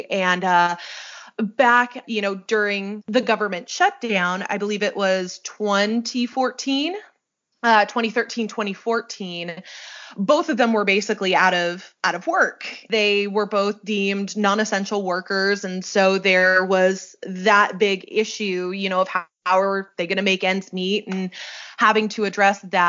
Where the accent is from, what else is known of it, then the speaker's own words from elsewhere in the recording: Salt Lake City, Utah, United States; moved away as an adult; also born or lived in St. George, Utah; now in Pullman, United States; I'm originally from the Salt Lake area